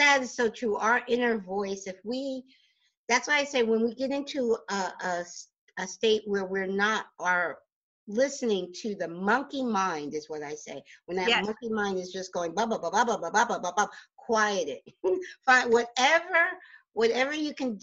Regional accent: New Jersey, United States; I'm born and raised in Jersey

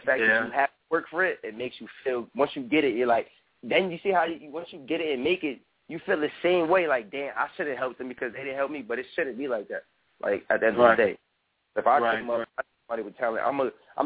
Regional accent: New York, United States; I'm from New York

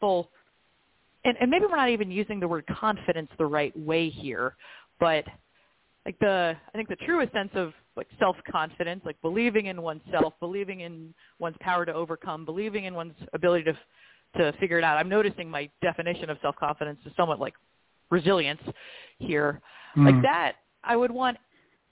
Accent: United States; also born or lived in Dubai; as an American woman

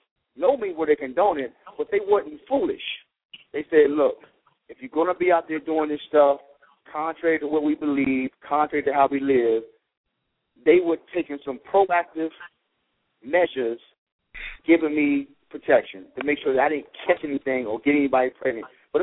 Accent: North Carolina, United States; You know, because when I grew up in North Carolina.

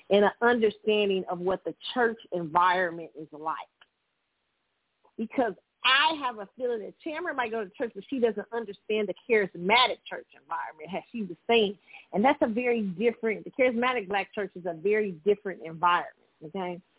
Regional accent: Texas, United States; Uh, Yolanda is my friend too, and I'm from Texas.

